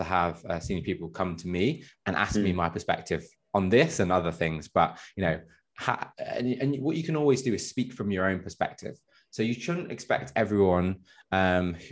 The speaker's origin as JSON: {"language": "English", "region": "Midlands", "country": "United Kingdom", "tie": "born or raised there", "said": "I grew up in the Midlands, which isn't the most diverse place in the world"}